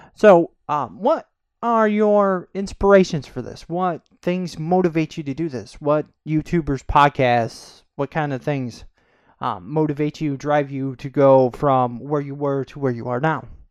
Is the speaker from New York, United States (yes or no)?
yes; Corning, New York, United States; I'm from a small town in upstate New York. Um, it's called Corning